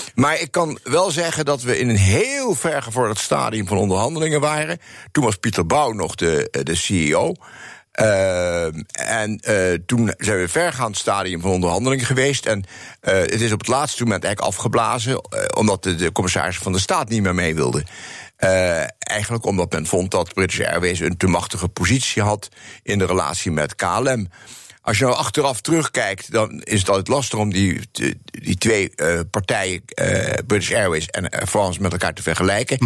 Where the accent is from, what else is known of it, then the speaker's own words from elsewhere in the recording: Netherlands; also born or lived in New York; wij als Nederlanders